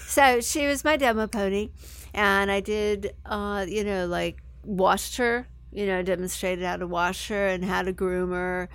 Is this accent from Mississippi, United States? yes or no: no; San Francisco, California, United States; I grew up in San Francisco